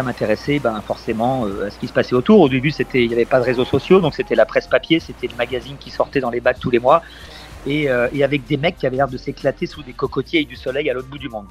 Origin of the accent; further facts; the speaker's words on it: Tours, Centre-Val de Loire, France; now in Saint Martin; moi je suis né en Indre-et-Loire, sur le North Shore de Tours